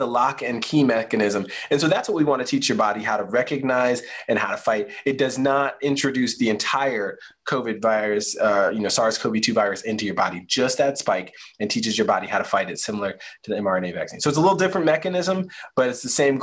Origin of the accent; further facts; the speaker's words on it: Spotsylvania County, Virginia, United States; now in Charlottesville, United States; Spotsylvania County, Virginia, nice and rural, in Central Virginia.